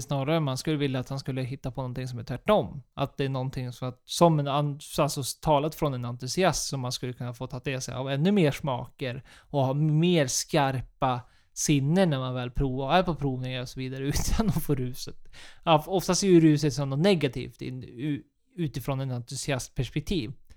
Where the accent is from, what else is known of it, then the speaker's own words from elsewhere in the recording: Sweden; vi som svenskar